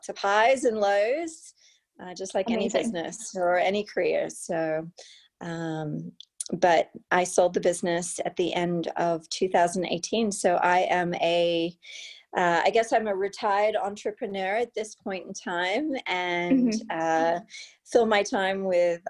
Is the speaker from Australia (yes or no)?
yes; Australia; moved away; a trip home to Australia